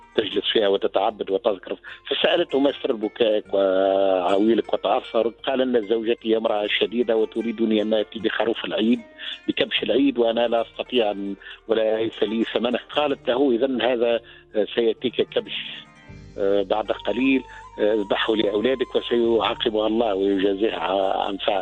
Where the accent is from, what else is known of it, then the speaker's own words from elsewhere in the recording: Tunisia; عندنا في تونس